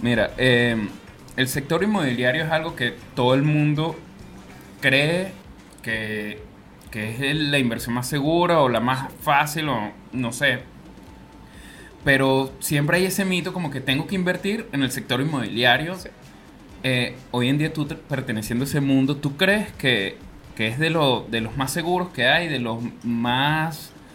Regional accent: Venezuela; now in Chile; lo vivimos nosotros como venezolanos

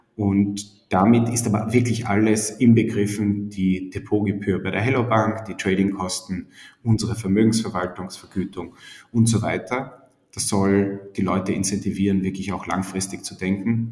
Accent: Styria, Austria; moved away as an adult; also born or lived in Vienna; Ich komme eigentlich aus der Steiermark, habe dann in Wien studiert

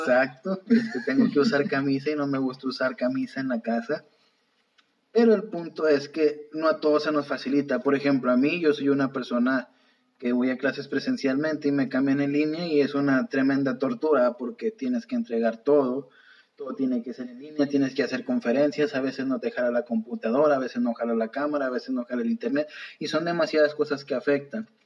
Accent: Mexico; como buenos mexicanos

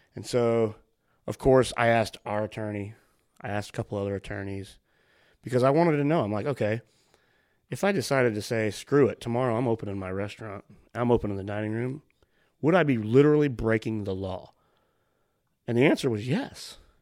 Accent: United States; I'm an American

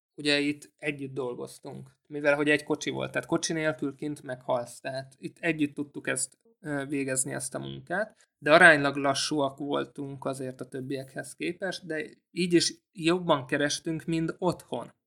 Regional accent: Hungary; also born or lived in Austria; magyarok vagyunk

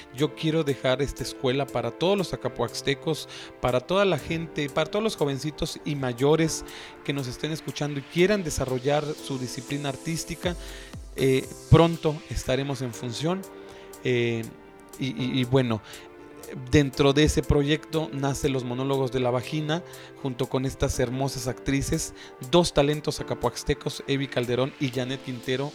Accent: Zacapoaxtla, Puebla, Mexico; Yo soy de Zacapechpan, pero de las rancherías hasta el fondo. Y cuando era niño, yo era pastor

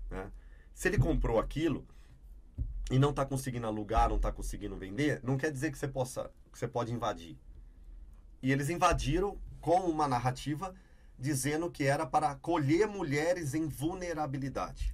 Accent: Campinas, São Paulo, Brazil; also born or lived in Ribeirão Preto; Voltei para Campinas, né, que é a minha cidade, onde eu nasci, onde minha família toda reside.

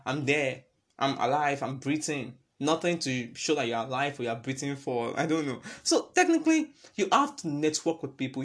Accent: Nigeria; it's all about us being Nigerian.

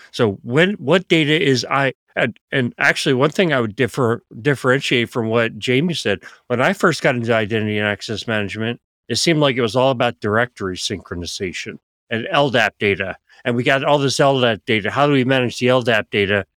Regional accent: Philadelphia, Pennsylvania, United States; moved away; I grew up in Philadelphia

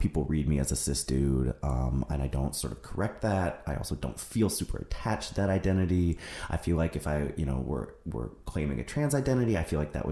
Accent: Seattle, Washington, United States; moved away; my hometown in Seattle

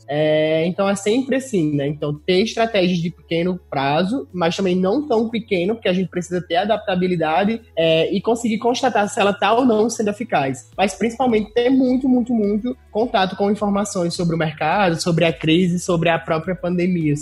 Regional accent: interior of Rio Grande do Norte, Brazil; eu sou potiguar, sou lá do interior do Rio Grande do Norte.

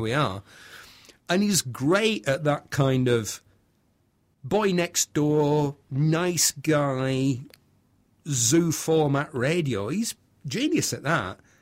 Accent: Bury, North West England, United Kingdom; also born or lived in Manchester / Somerset; I'm from Bury, Bury, Lancashire

